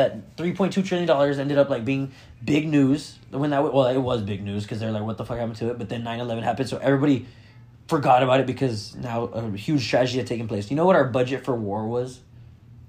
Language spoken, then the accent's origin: English; United States; I'm an American